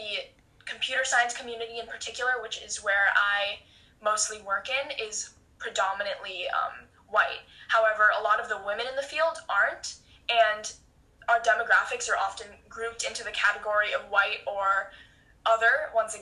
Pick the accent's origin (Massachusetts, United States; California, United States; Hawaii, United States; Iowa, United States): California, United States; Los Angeles; I'm from Los Angeles, California